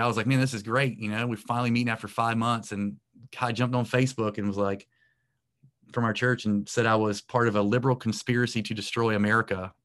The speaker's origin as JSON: {"language": "English", "town": "Morehead City", "region": "North Carolina", "country": "United States", "tie": "born or raised there", "said": "in my hometown. And, uh, it's a small town in coastal North Carolina."}